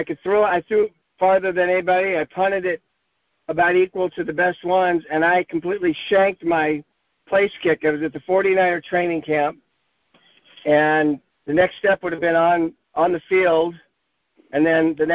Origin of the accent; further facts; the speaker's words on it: Sacramento, California, United States; I grew up in Sacramento